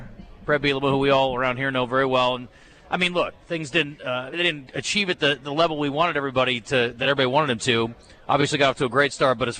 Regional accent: Big Ten country, Midwest, United States; I grew up in the Big Ten country

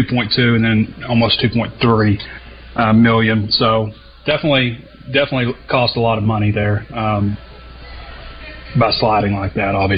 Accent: Sheridan, Arkansas, United States; I'm from Sheridan

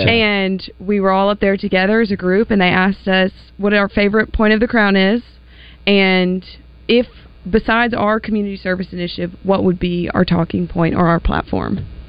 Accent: Stuttgart, Arkansas, United States; Growing up in Stuttgart

